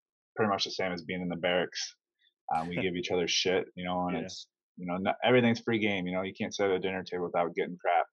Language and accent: English; Iowa, United States; I'm from Iowa, I'm from the Midwest